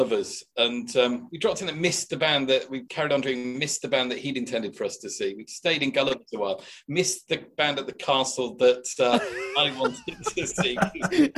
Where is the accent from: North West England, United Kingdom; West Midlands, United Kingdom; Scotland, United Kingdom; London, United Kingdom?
West Midlands, United Kingdom; Shropshire; I grew up in Shropshire and got work experience at Radio Shropshire